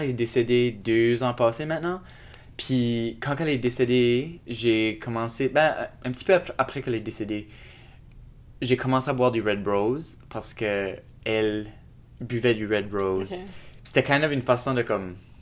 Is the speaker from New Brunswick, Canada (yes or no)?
yes; Shediac, New Brunswick, Canada; now in Moncton, Canada; j'habite à Moncton, mais je suis originaire de Shediac, Nouveau-Brunswick